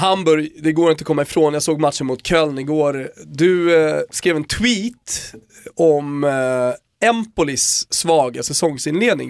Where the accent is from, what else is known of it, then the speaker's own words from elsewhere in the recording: Rönninge, Stockholm County, Sweden; jag är från Rönninge, ligger ganska nära Gröninge.